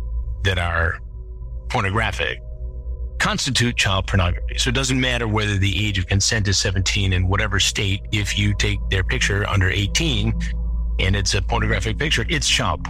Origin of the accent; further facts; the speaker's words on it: Michigan, United States; Michigan, my home state